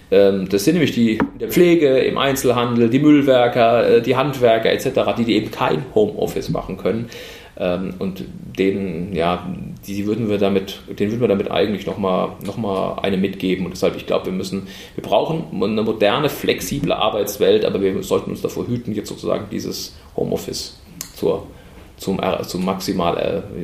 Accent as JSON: {"language": "German", "town": "Heidelberg", "region": "Baden-Württemberg", "country": "Germany", "tie": "born or raised there", "said": "bin hier tatsächlich auch gebürtiger Heidelberger, bin in Ziegelhausen geboren und aufgewachsen"}